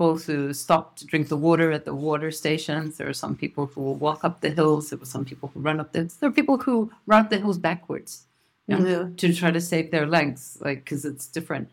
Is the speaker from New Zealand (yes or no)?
yes; New Zealand; now in Tokyo, Japan; I'm from New Zealand, but live in Tokyo